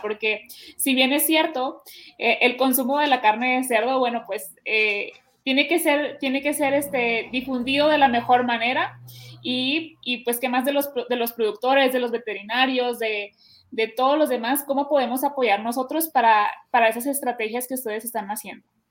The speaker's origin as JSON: {"language": "Spanish", "town": "Hermosillo", "region": "Sonora", "country": "Mexico", "said": "yo te cuento que soy de Sonora, ¿no? Soy del de, Hermosillo, Sonora"}